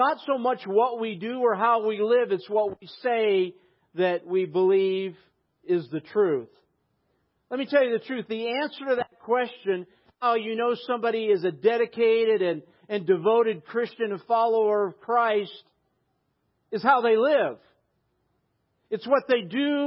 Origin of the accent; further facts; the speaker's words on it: United States; I'm an American